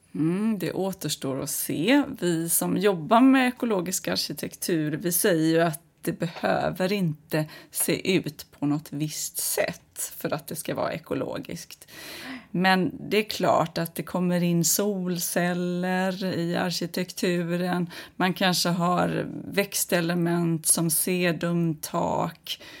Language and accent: Swedish; Kungsbacka, Halland County, Sweden; Nu växte jag upp i Kungsbacka